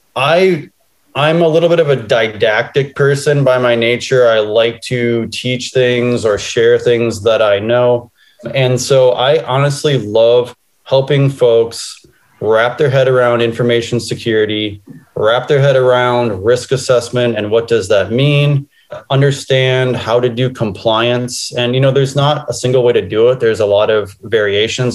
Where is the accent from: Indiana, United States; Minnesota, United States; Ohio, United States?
Minnesota, United States; Minneapolis; I grew up in Minneapolis, Minnesota, I went to the University of Minnesota